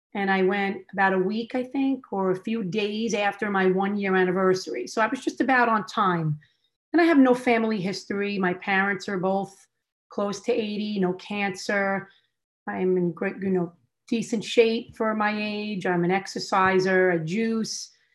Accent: New York, United States; I was born and raised in New York.

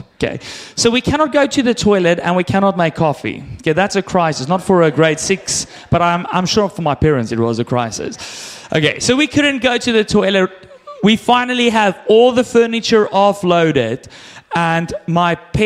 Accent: South Africa; now in Canada; I grew up in South Africa

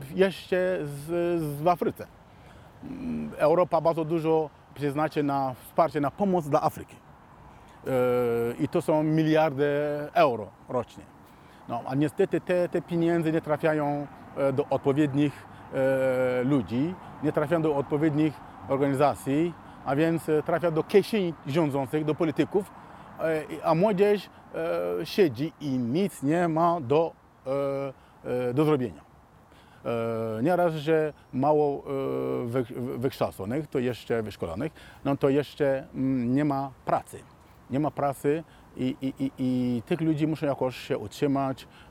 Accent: Mali; moved away; also born or lived in Warsaw, Poland; pochodzę z Mali

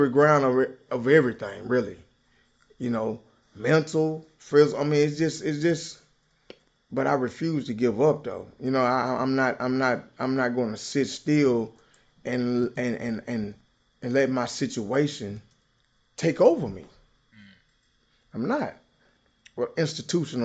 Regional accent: Nashville, Tennessee, United States; Nashville, Tennessee. Been there 46 years all my life.

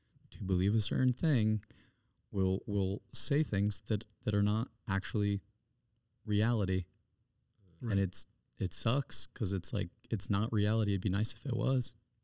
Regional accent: Greenville, South Carolina, United States; I'm from Greenville, South Carolina.

